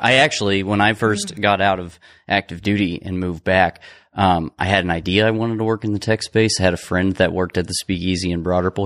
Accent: Cicero, Indiana, United States; now in Indianapolis, United States; I'm not from Indianapolis, I'm from Cicero, I mean, it's close

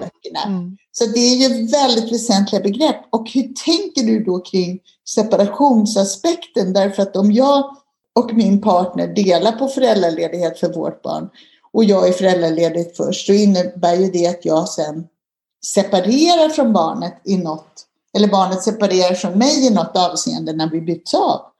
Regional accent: Sweden; som svensk

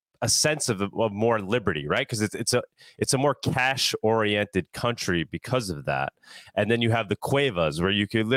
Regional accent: United States; now in Argentina; I'm American over here

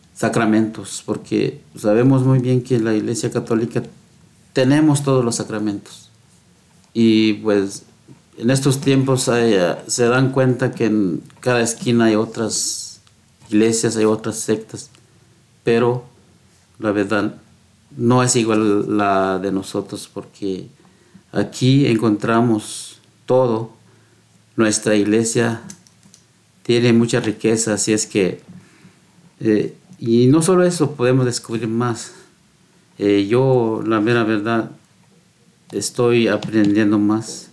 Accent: Guatemala; moved away as an adult; now in United States; también crecí yo y con los más hermanos. Y un día llegué, pues, casé allá en Guatemala

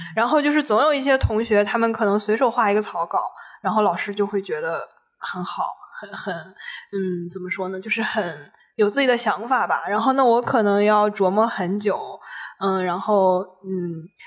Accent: Taiyuan, Shanxi, China; 我老家 ，呃，太原那边，就是我奶奶家那个村子

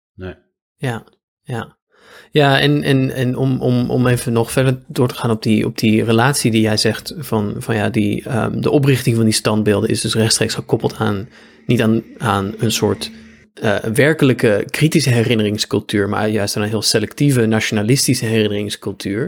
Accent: Apeldoorn, Gelderland, Netherlands; de gemeente waar ik ben opgegroeid, Apeldoorn

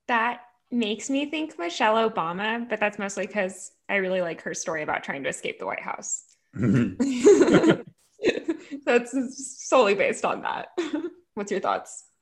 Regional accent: Texas, United States; as a Texan

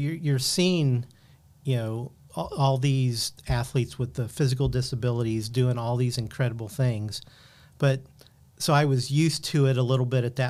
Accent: Muncie, Indiana, United States; And I grew up in Indiana in the Muncie area, and went to school at University of Evansville.

